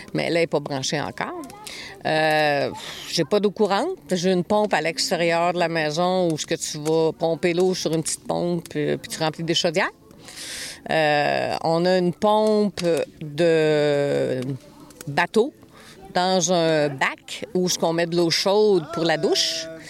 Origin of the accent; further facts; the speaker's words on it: Montreal, Quebec, Canada; moved away as an adult; now in Gaspésie, Canada; je suis née à Montréal